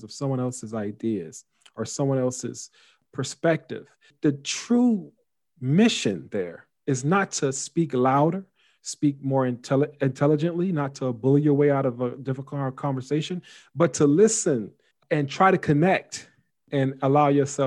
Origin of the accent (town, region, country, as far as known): United States